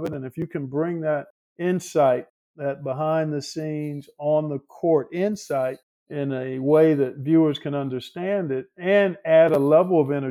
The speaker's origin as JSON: {"language": "English", "town": "Cleveland", "region": "Ohio", "country": "United States", "tie": "born or raised there", "also_born_or_lived": "Indianapolis", "moved": "as an adult", "said": "My hometown of Cleveland."}